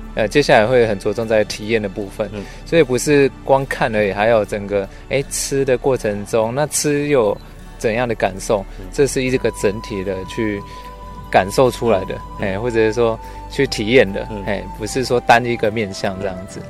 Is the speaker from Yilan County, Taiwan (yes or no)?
no; Gukeng, Yunlin County, Taiwan; 我们从小在这边生活长大